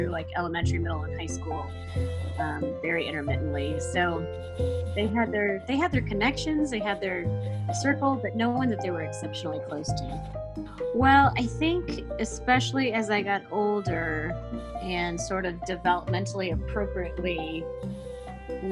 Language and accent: English; Indianapolis, Indiana, United States; also born or lived in Chicago; I grew up in Indianapolis. I was in Indianapolis from the time I was born until I left after college